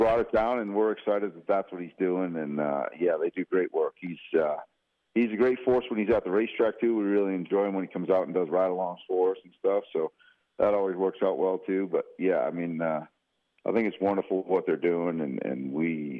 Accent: outside of Boston, Massachusetts, United States; moved away; I grew up outside of Boston

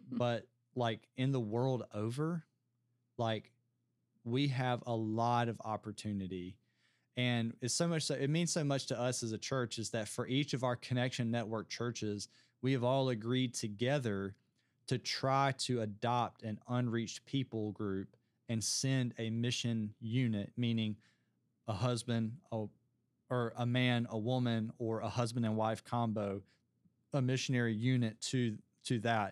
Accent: United States; as an American

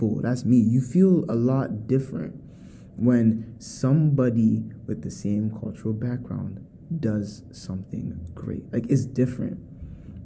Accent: United States; I am a American-born Ghanaian entrepreneur

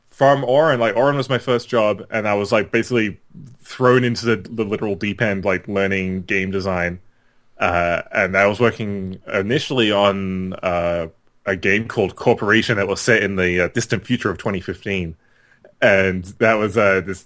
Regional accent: Australia; I grew up in Australia

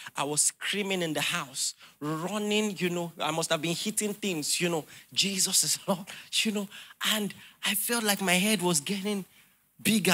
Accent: Nigeria; as a Nigerian

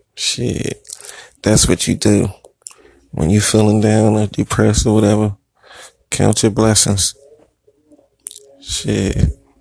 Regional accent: Philadelphia, Pennsylvania, United States; I'm from Philly

